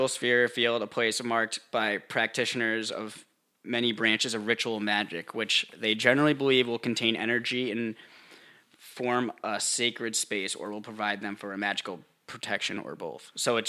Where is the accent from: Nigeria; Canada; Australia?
Canada; British Columbia, isn't it? I'm from Canada.